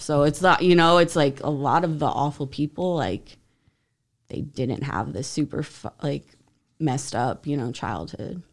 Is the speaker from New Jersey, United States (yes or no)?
yes; New Jersey, United States; moved away; also born or lived in Utah; I grew up in New Jersey